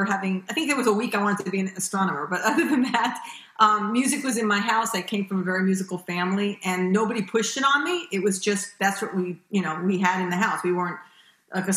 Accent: Los Angeles, California, United States; moved away as an adult; also born or lived in New York; I was born in New York and raised in Los Angeles

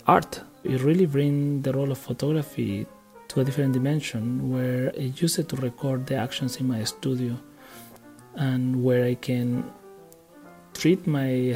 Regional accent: Chile; I'm a visual artist from Chile.

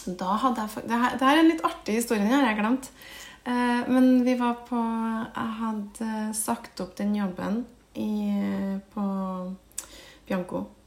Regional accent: Trondheim, Trøndelag, Norway; accent: Trøndersk; jeg vokste opp på Kolstad. Eh, Kolstad ramp. Eh, rett ved siden av Heimdal

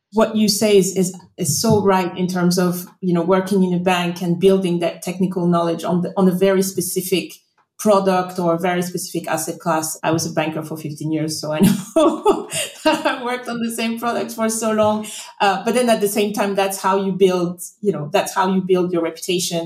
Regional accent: Côte d’Ivoire; now in London, United Kingdom; I grew up in the Ivory Coast

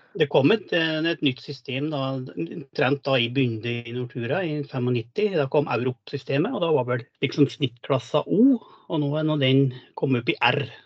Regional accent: Lesja, Innlandet, Norway; moved away; Jeg kommer opprinnelig fra Lesja i Nord-Gudbrandsdalen. Og oppvokste på en gard der med storfe og sau.

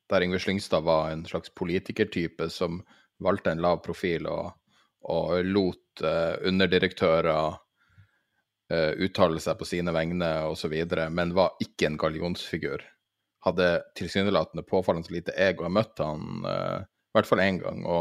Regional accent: Norway; Eh, jeg er nordmann.

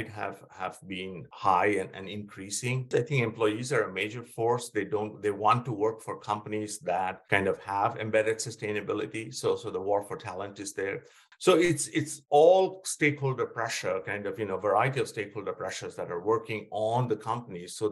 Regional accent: West Bengal, India; moved away as an adult; also born or lived in Pennsylvania, United States; I grew up in India and in West Bengal

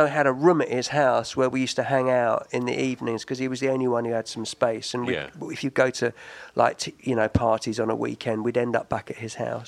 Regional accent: London, United Kingdom; Southwest London. I grew up in Barnes

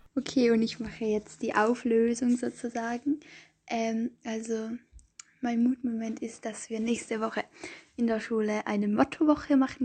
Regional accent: Austria; ich komme aus Österreich, aus Radeberg und ich denke, mein Dialekt ist sehr schwer zu verstehen

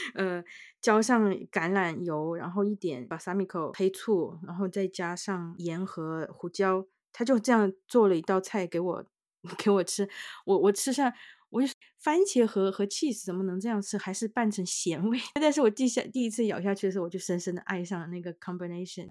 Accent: Yunnan, China; moved away; 我们云南那边大理

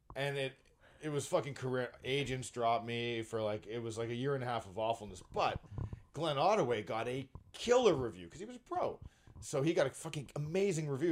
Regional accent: Brampton, Ontario, Canada; I live in Brampton and I grew up in Brampton.

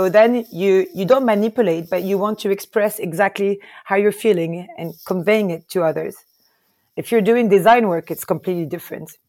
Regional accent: Paris, Île-de-France, France; moved away as an adult; also born or lived in Lebanon / Palestine / United States; now in Lisbon, Portugal; I grew up in Paris.

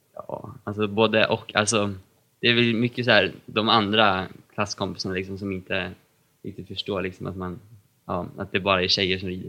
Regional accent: Katrineholm, Södermanland, Sweden; Jag kommer från Katrineholm och är 16 år.

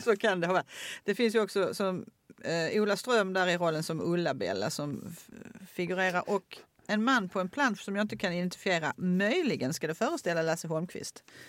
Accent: Åkarp, Skåne, Sweden; jag gick på vilan i Åkarp

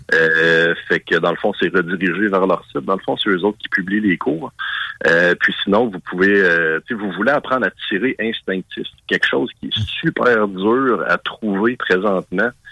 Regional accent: Quebec, Canada; Nous autres, évidemment, au Québec

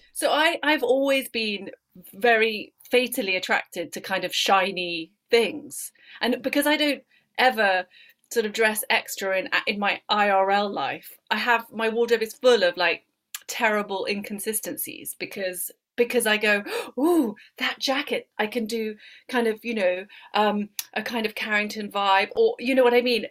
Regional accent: Paris, Île-de-France, France; moved away; I grew up in Paris

